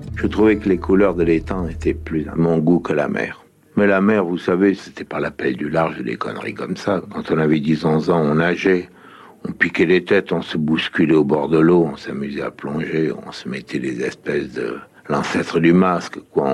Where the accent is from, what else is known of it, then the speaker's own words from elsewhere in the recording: Sète, Occitania, France; moved away as an adult; j'ai quitté Sète depuis 32 ans